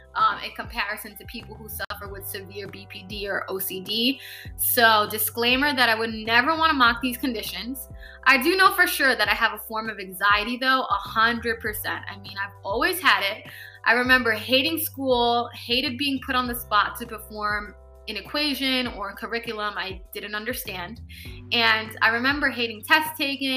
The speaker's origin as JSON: {"language": "English", "town": "New York City", "region": "New York", "country": "United States", "tie": "born or raised there", "also_born_or_lived": "Brooklyn / Bronx", "said": "We moved from Brooklyn to the Bronx later. And I ended up staying in New York City and began following my path and growing up."}